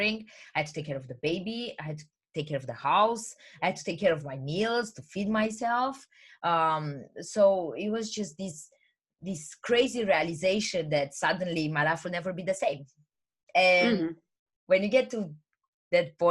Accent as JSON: {"language": "English", "country": "Romania", "also_born_or_lived": "England", "second_language": "English", "moved": "as an adult", "lives_now": "United Kingdom", "said": "I'm originally from Romania, but I moved to the UK, England, about 10 years ago. I'm 28 now."}